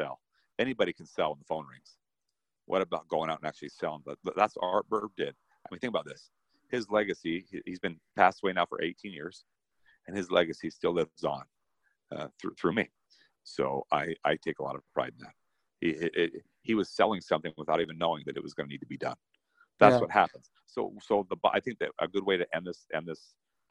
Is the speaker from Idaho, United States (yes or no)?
no; Salt Lake City, Utah, United States; I come from Salt Lake